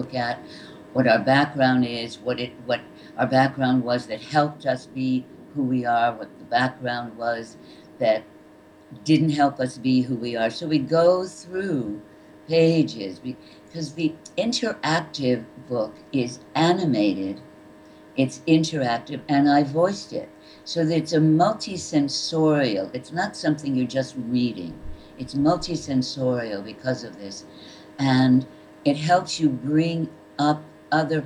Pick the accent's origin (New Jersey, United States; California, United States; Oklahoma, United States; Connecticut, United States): Connecticut, United States; I grew up in Connecticut